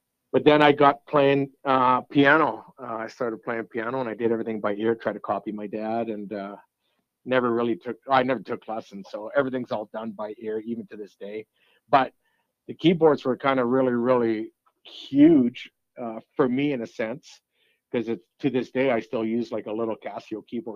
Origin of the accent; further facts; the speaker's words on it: Peace River, Alberta, Canada; accent: French; also born or lived in McLennan, Alberta; Moved to Peace River when I was 10 in 1979. So I just aged myself. And so going from McLennan to Peace River